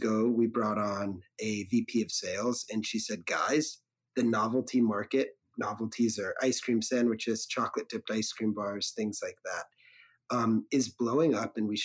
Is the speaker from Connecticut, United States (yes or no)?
yes; Connecticut, United States; driving Good Humor ice cream trucks where I grew up in Connecticut.